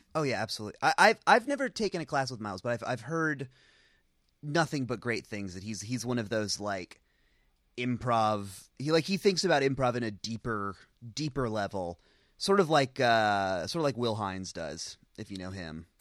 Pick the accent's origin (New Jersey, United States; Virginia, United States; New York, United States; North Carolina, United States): North Carolina, United States; Charlotte; moved away; I'm from North Carolina. Every time I go back to Charlotte